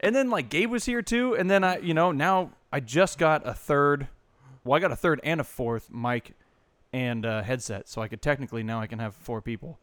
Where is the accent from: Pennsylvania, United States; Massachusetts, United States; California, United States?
California, United States; I grew up here